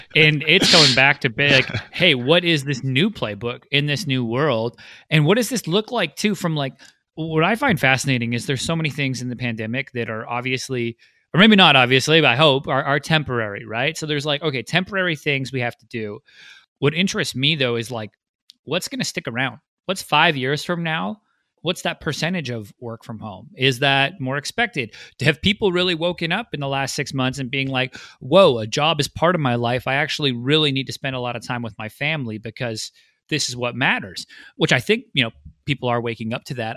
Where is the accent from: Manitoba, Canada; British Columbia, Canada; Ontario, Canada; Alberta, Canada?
British Columbia, Canada; Vancouver; Vancouver, which is my hometown